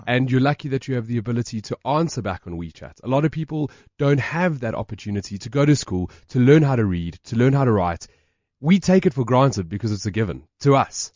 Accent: South Africa

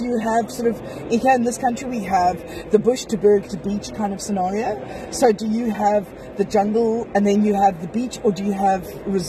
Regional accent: South Africa

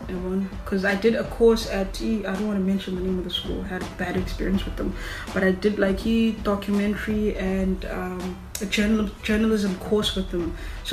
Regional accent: Qatar; Bro, I'm from Qatar. I get bored doing one thing

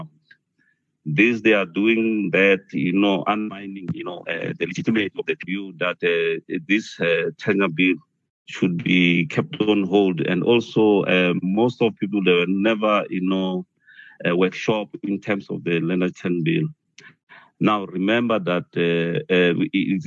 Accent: Mpumalanga, South Africa; I'm from Mpumalanga.

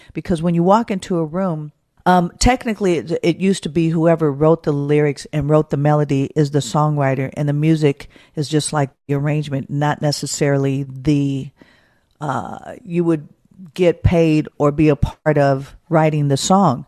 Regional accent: Oakland, California, United States; born and raised in Oakland, California

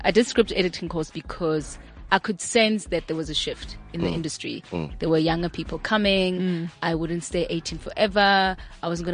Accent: Johannesburg, Gauteng, South Africa; I grew up in Alexander Township in the 80s, my neighbors were colored

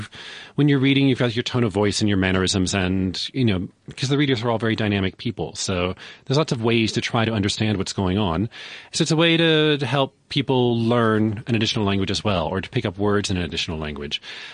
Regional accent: KwaZulu-Natal, South Africa; first language Zulu; English is a second language; Yes, that's exactly right. Zulu is my mother tongue.

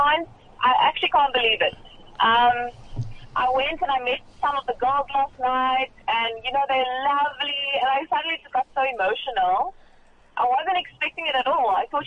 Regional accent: South Africa; I'm South African and I'm proudly South African

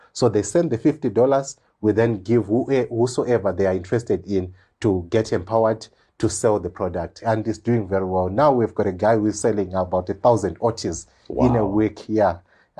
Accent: Kami, Zimbabwe; also born or lived in Mberengwa / Gwanda; I came from Kami, went to Mberengwa, went to Gwanda, your rural area, attended my high school, Chinoy, Nast.

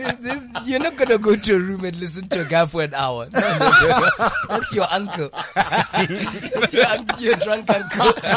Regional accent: Polokwane, Limpopo, South Africa; moved away; I'm from Polokwane, Flora Park.

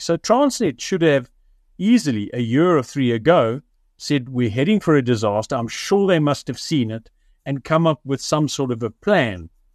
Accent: Richards Bay, KwaZulu-Natal, South Africa; moved away; I grew up in Richards Bay many, many years ago

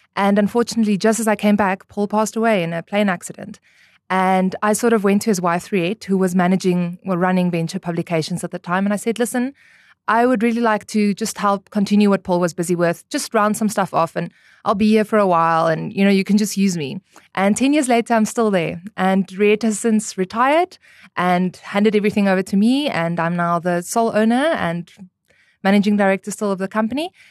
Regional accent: Namibia; also born or lived in Stellenbosch, South Africa; born and raised in Namibia, went to Eros Primary School

